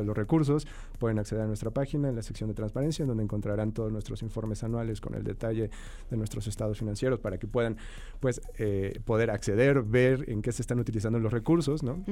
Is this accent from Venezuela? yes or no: no; Mexico; como, sociedad mexicana